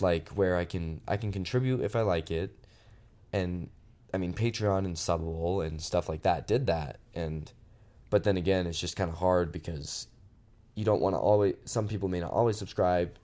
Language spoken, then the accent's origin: English; Phoenix, Arizona, United States; moved away as an adult; also born or lived in Utah; back in Phoenix where I live in, in the south va, south of the valley